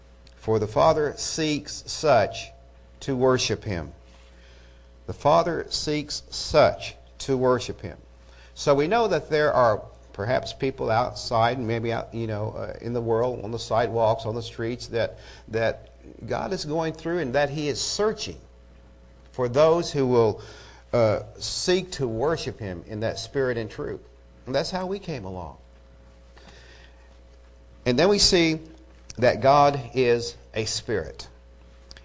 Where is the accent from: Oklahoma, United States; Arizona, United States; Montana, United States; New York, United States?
Oklahoma, United States; Eufaula; I'm from Eufaula